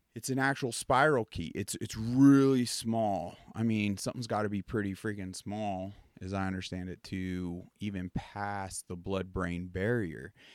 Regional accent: Pennsylvania, United States; I grew up on the East Coast, and it almost was a ritual as kids. Like, in our Pennsylvania, we had some acres

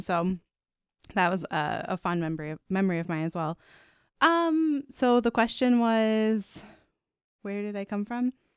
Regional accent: Pittsburgh, Pennsylvania, United States; now in Chicago, United States; my hometown of Pittsburgh, Pennsylvania

